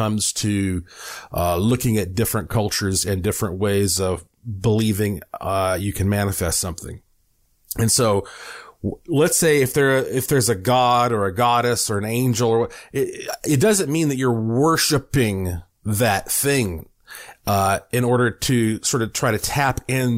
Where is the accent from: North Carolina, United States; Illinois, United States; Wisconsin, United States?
North Carolina, United States; Asheville; moved away as an adult; also born or lived in Puerto Rico; now in Las Vegas, United States; I was born in Asheville, North Carolina, heart of the Blue Ridge Mountains, and I lived there the first 35 years of my life.